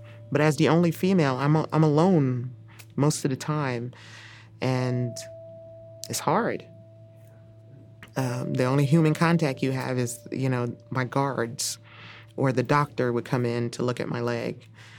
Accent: Texas, United States

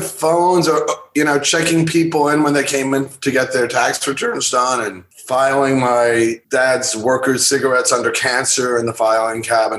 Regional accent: Long Island, New York, United States; also born or lived in Bayside, Queens; I was born in Bayside, Queens, and I grew up on Long Island, and now living in the wonderful borough of Manhattan here in New York.

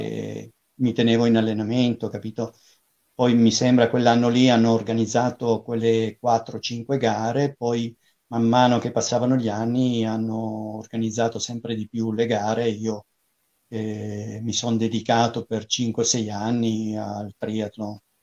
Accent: Liguria, Italy; moved away; also born or lived in Pisa; abitavo a Pisa, però avevo passato l'infanzia in Liguria

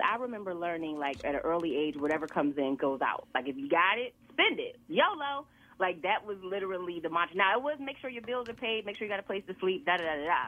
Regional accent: Aliquippa, Pennsylvania, United States; moved away as an adult; also born or lived in Philadelphia; I grew up in Aliquippa, small town outside of Pittsburgh

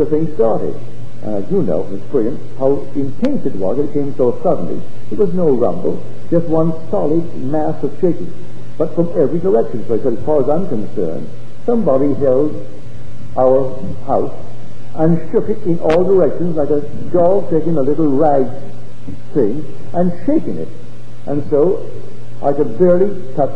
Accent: Barbados; now in United States; I came here as a stranger to America, but not from the day I landed did I ever think myself other than one with America. I never called myself an American Barbadian or an American West Indian

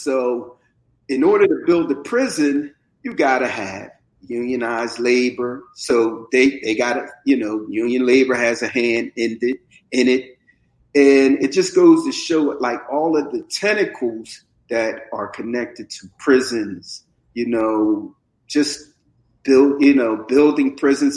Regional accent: Camden, New Jersey, United States; also born or lived in North Philadelphia, Pennsylvania; I was born in West Oak, uh, Lane, that's the section of uh, North Philadelphia, but I was raised in Camden, and Camden is where my heart is

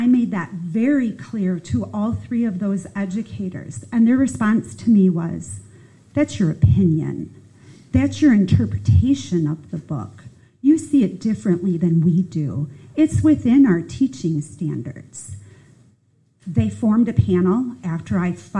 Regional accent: Chicago, Illinois, United States; now in Pickens County, United States; I'm a Yankee. I come from Chicago

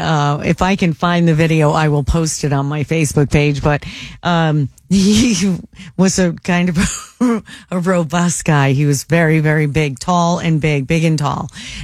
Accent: Connecticut, United States; moved away as an adult; also born or lived in Ohio; now in Cincinnati, United States; Connecticut, born and raised in Connecticut.

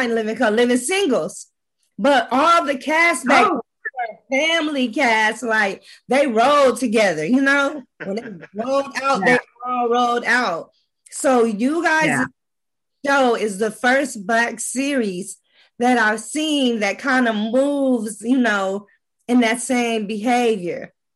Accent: Los Angeles, California, United States; I was born and raised in Los Angeles.

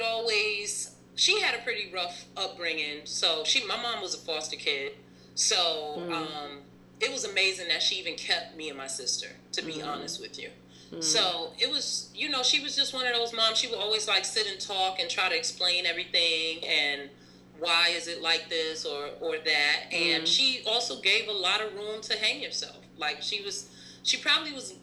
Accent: Atlanta, Georgia, United States; I grew up in Atlanta

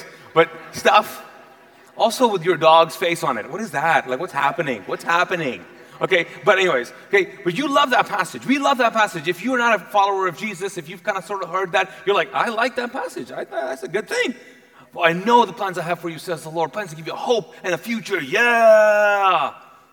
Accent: Kuwait; English is a second language; now in United States; I grew up, was born and raised in Kuwait

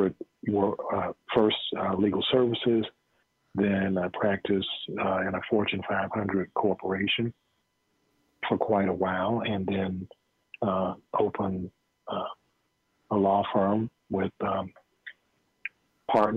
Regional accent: Sanford, Florida, United States; moved away as an adult; also born or lived in Georgia; born in 1952 in Sanford, Florida

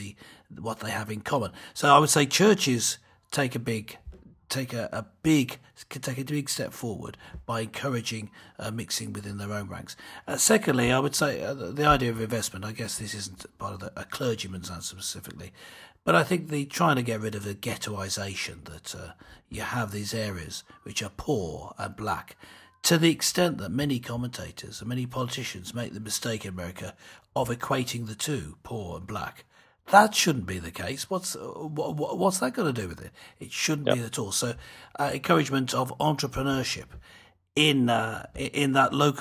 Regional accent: United Kingdom

